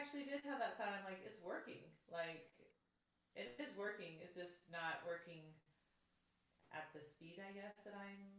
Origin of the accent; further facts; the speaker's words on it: Canada; I'm from Canada.